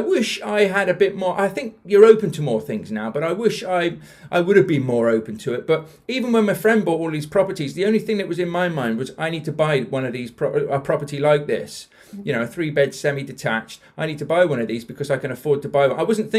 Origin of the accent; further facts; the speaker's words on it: Bath, South West England, United Kingdom; also born or lived in London; When I obviously I'm not from South Yorkshire, you can probably tell from the accent. So I used to live in Bath. We were originally from London, moved to Bath when I was about 10 and grew up there, which is why I sound like I do now.